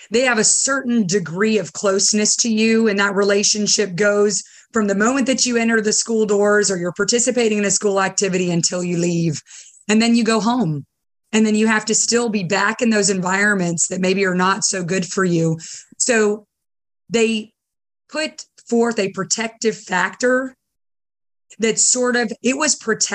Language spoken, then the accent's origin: English; Simpsonville, South Carolina, United States; born or raised there; also born or lived in Beirut, Lebanon / Dubai, United Arab Emirates